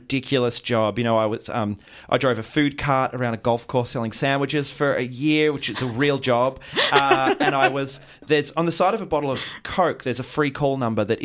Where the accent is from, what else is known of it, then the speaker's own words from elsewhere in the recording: Mornington Peninsula, Victoria, Australia; now in Ocean Grove, Australia; I grew up on the Mornington Peninsula.